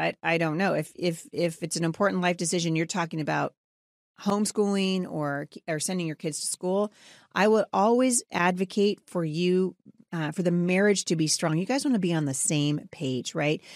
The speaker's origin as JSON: {"language": "English", "town": "Battle Ground", "region": "Washington", "country": "United States", "tie": "born or raised there", "said": "my hometown. of Battleground Washington"}